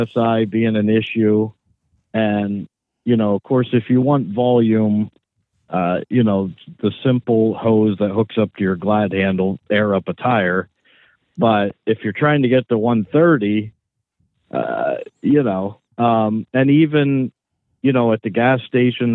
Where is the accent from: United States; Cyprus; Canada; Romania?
United States; Pennsylvania; grew up in, you know, one of those Pennsylvania areas where it's all farms and woods